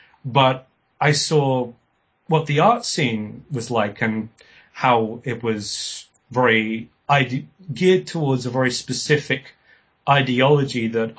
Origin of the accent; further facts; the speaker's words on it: South East England, United Kingdom; born there; also born or lived in Spain; I was born in West Sussex, which is on the south coast of England. My father was a Catalonian folk singer, and I spent the first few years of my life in Spain, and it's left me with a slight accent.